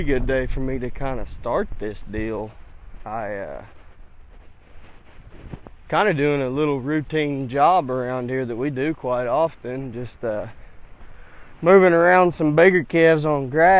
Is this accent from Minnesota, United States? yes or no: no; Northern Oklahoma, United States; I'm from Northern Oklahoma